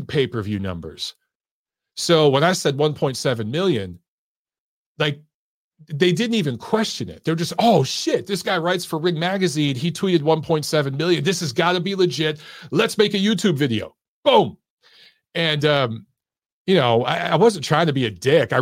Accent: Detroit, Michigan, United States; I'm from Detroit

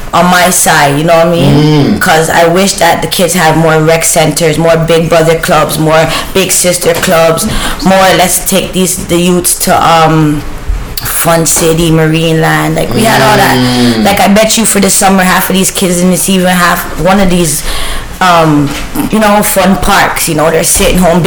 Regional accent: Toronto, Ontario, Canada; born or raised there

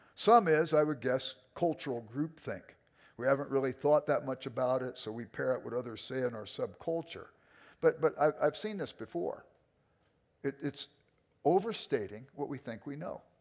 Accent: Los Angeles, California, United States; I grew up in South Central Los Angeles. I was an inner city kid

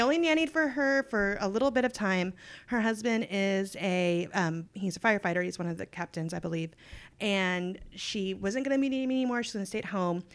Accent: Texas, United States; I was born and raised in Texas, love it, never leaving

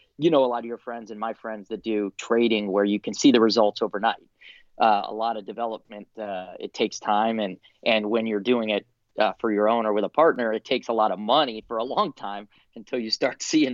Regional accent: Florida, United States; I grew up down in Florida

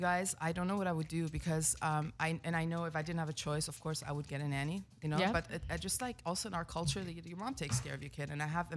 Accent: California, United States; I'm a Persian at the end of the day. Like I'm really healthy because I grew up in California and that's our household.

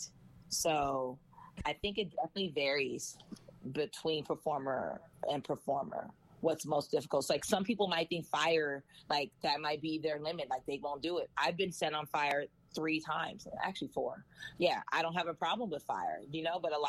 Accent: Los Angeles, California, United States; also born or lived in Cerritos, California / Berkeley, California; I am from California. I'm from Los Angeles. I went to school in Cerritos

